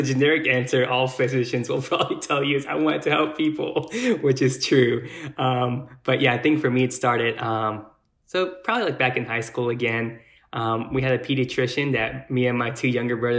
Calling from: Mount Pleasant, Texas, United States; also born or lived in Austin, Texas; I'm 31 years old. I'm calling from Mount Pleasant, Texas

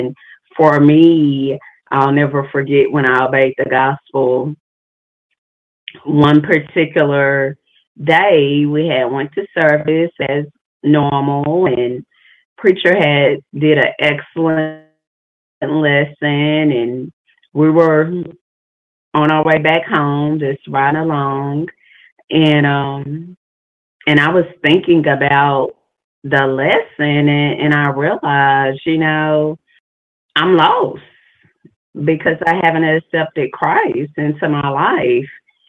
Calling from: Arkansas, United States; I'm calling from Arkansas

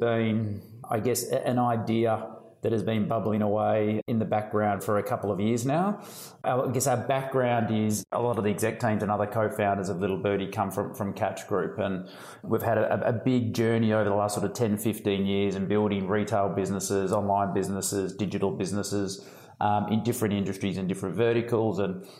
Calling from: Melbourne, Victoria, Australia; So I'm in sunny Melbourne in Australia

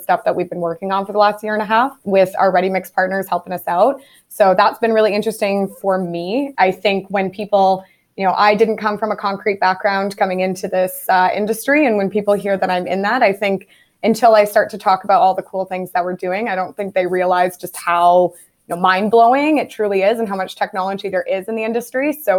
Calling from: Ottawa, Ontario, Canada; I'm calling in from Ottawa, Canada, Geotech Scientific's headquarters here.

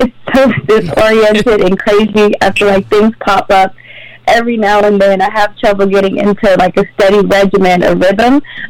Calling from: Washington, District of Columbia, United States; This morning I'm calling in from Washington, D.C.

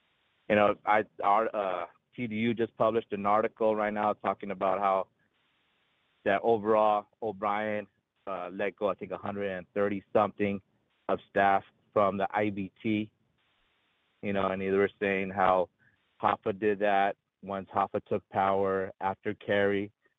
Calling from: Anaheim, California, United States; over here in the happiest place on earth, called Anaheim, California

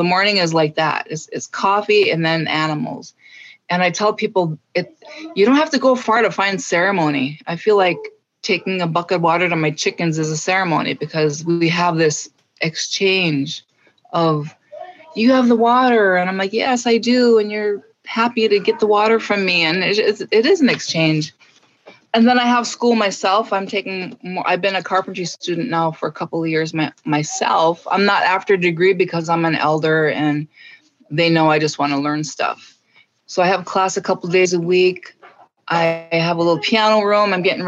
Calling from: Deer River, Minnesota, United States; I am joining you from Deer River, Minnesota, on Leech Lake.

